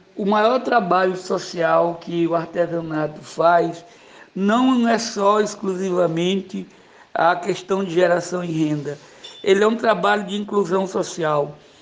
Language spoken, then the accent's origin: Portuguese; Madre Deus, Maranhão, Brazil; nasci ali na Madre Deus, próximo à fábrica da Cânimo